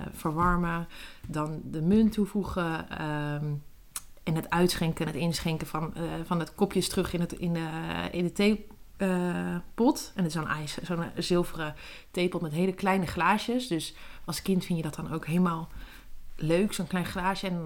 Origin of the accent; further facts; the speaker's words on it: Netherlands; ik ben in Nederland